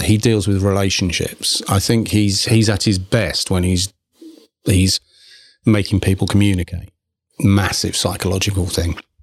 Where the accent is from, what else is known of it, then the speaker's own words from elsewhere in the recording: England, United Kingdom; moved away; being English